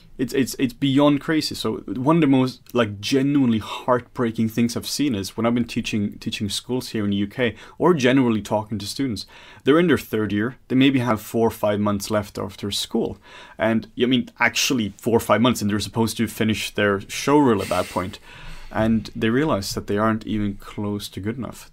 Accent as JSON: {"language": "English", "country": "Norway", "moved": "yes", "lives_now": "Denmark", "said": "I'm from Norway and working in some Denmark here"}